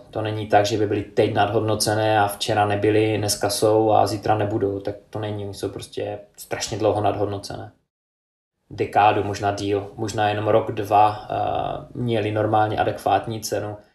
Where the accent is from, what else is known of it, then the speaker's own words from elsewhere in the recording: United Kingdom; now in Czech Republic; Já jsem z Británie